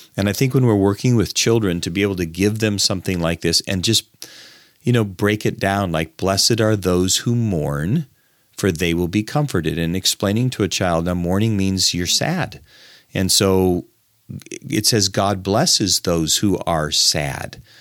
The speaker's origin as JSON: {"language": "English", "country": "United States", "said": "as an American"}